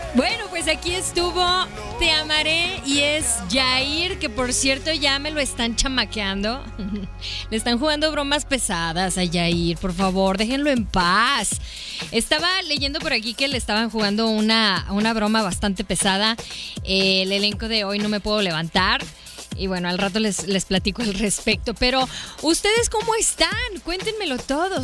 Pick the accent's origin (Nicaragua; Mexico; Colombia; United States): Mexico; Hermosillo, Sonora; paisano igual que yo